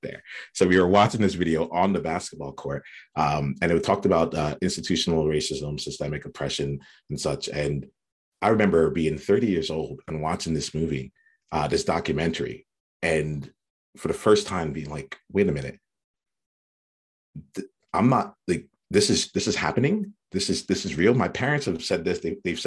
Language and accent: English; New Jersey, United States; I grew up in South Jersey on the East Coast in the US